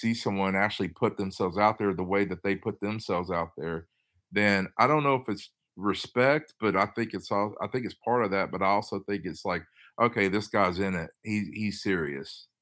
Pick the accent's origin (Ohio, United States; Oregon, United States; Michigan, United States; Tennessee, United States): Tennessee, United States; also born or lived in Los Angeles, California / Boston; I'm from Tennessee, but I worked in California, Los Angeles, and Boston for a little bit